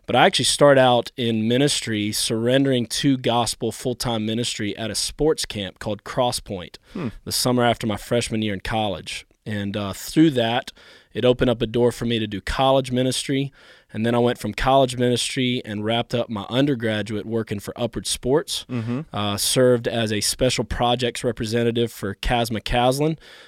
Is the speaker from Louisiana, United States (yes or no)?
yes; New Orleans, Louisiana, United States; born there; also born or lived in Carolinas; My parents moved from South Africa to America, and I was born in New Orleans, Louisiana, as my dad came here for seminary.